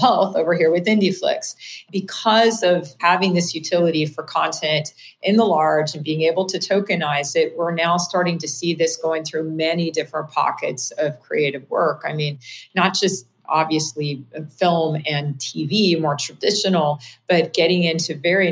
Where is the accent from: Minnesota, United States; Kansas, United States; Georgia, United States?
Kansas, United States; moved away as an adult; now in Bay Area, United States; I started an internet service provider in my hometown in Kansas